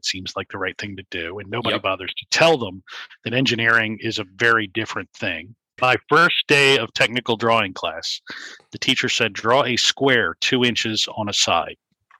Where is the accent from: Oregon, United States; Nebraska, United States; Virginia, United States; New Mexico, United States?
Virginia, United States; Richmond; I grew up in Richmond, Virginia